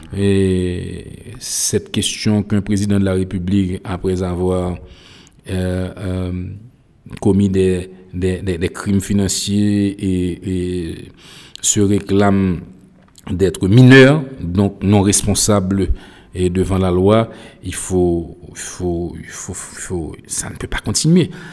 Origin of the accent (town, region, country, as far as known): Haiti